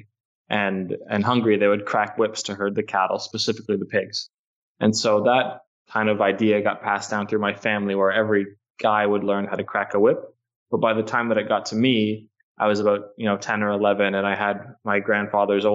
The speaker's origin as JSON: {"language": "English", "town": "Toronto", "region": "Ontario", "country": "Canada", "said": "I'm from Toronto"}